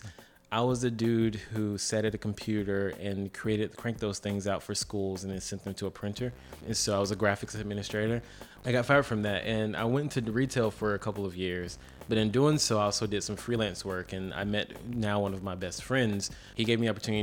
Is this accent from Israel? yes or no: no; Columbia, South Carolina, United States; also born or lived in Greensboro, North Carolina; I am from Columbia, South Carolina. Well, born in Greensboro, North Carolina, raised in Columbia.